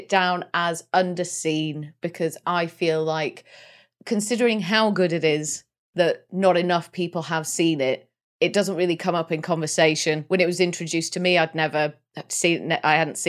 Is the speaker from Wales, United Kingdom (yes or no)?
yes; Wales, United Kingdom; Like, any mention of Wales or being Welsh or anything in a film, and I'm like, oh, it's the best bloody thing I've ever seen.